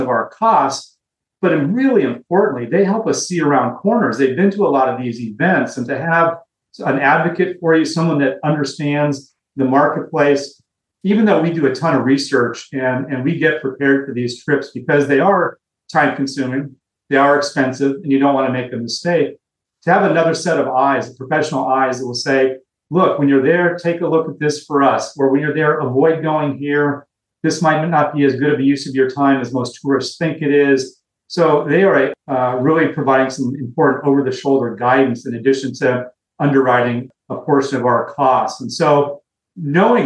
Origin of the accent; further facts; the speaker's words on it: Los Angeles, California, United States; We're both from Los Angeles, you know, kind of grew up on the Dodgers